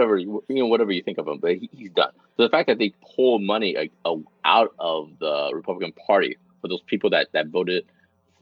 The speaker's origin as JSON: {"language": "English", "country": "United States", "tie": "born or raised there", "said": "growing up in United States."}